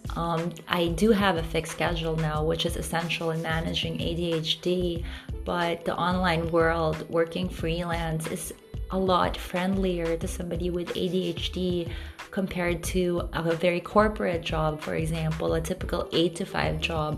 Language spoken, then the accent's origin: English; Philippines; growing up in the Philippines